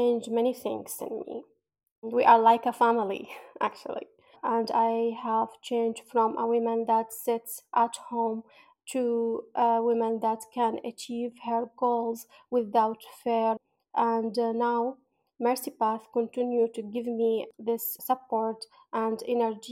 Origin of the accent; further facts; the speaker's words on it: Baghdad, Baghdad Governorate, Iraq; I'm from Iraq, Baghdad